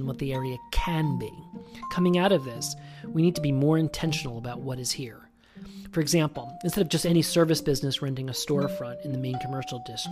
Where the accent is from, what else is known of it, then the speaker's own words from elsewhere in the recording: Springfield, United States; now in Hudson Valley, United States; I grew up in Springfield